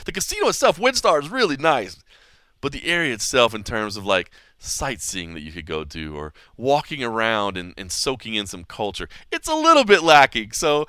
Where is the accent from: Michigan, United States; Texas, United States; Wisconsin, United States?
Texas, United States; Dallas; I'm from Dallas, Texas